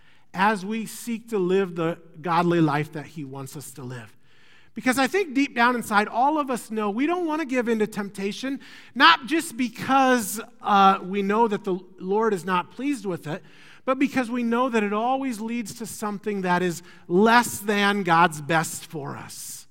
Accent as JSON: {"language": "English", "region": "Iowa", "country": "United States", "moved": "yes", "said": "I'm from Iowa"}